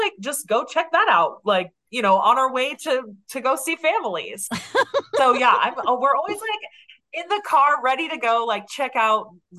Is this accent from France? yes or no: no; Bay Area, California, United States; now in Long Beach, United States; so I'm from the Bay Area and right now I live in like LA area. I live in Long Beach.